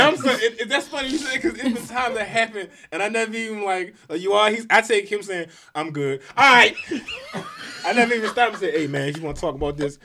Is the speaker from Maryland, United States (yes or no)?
yes; Baltimore, Maryland, United States; I'm from Baltimore